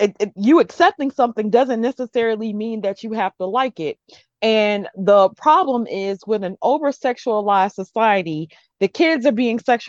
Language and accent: English; the Bible Belt South, United States; I grew up in the Bible Belt South.